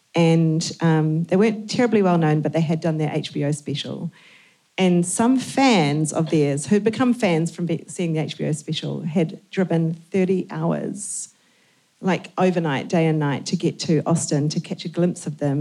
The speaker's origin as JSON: {"language": "English", "country": "New Zealand", "said": "we're from New Zealand."}